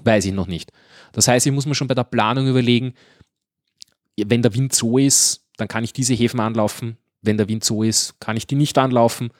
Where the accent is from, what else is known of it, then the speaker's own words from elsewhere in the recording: Guntramsdorf, Lower Austria, Austria; bei uns in Gundramsdorf